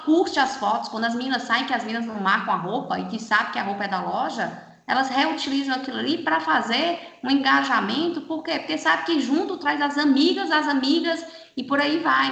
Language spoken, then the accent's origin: Portuguese; Fortaleza, Ceará, Brazil; moved away as an adult; Eu, eu, sou de Fortaleza, né? Estou aqui há 13 anos